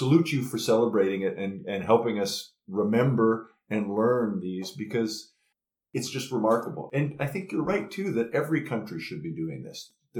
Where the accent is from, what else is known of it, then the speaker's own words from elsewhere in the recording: eastern Manitoba, Canada; moved away; also born or lived in Alberta; growing up in eastern Manitoba